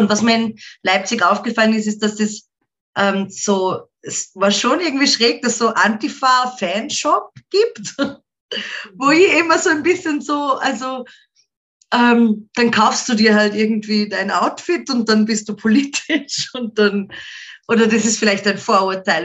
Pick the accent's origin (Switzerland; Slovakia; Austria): Austria; Ebensee, Upper Austria; first language German; ich komme aus, einem, äh, aus einer Marktgemeinde im so ein Dorf, mehr oder weniger. Ich meine, es ist nicht so klein, es sind schon 7000 Leute, die dort wohnen